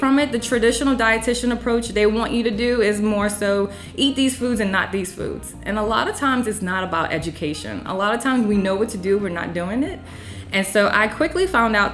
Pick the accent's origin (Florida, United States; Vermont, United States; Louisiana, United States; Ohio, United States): Louisiana, United States; New Orleans; moved away as an adult; now in North Carolina, United States; I'm from New Orleans